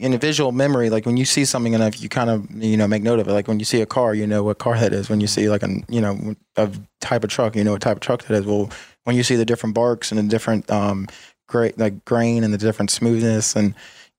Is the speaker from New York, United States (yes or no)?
no; Woodbridge, Virginia, United States; basically Woodbridge, Virginia / Dumfries, Prince William County. I'm from Virginia